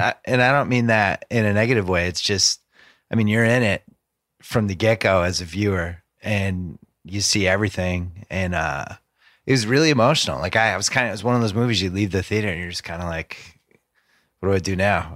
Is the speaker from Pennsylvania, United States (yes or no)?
no; Massachusetts, United States; moved away as an adult; also born or lived in Boston; I'm from Massachusetts, and spent my first thirty-two years of my life in New England and lived in Boston the last ten years I was there